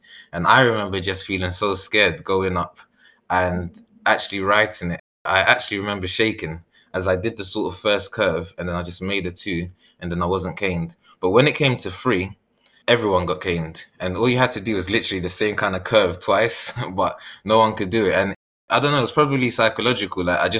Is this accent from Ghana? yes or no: yes; Ghana; I say, I'm Ghanaian, because that's what I really sort of resonate with. And that's where I first learned about the world.